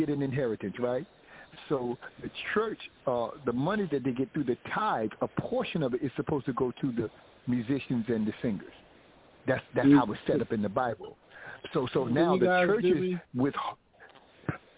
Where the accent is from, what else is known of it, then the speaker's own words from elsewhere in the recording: New York, United States; my hometown, New York, my boys in Brooklyn, everybody in Brooklyn